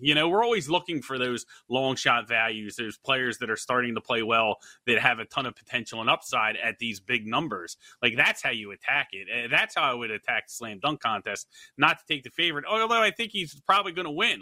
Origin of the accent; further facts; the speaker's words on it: Philadelphia, Pennsylvania, United States; I'm from Philadelphia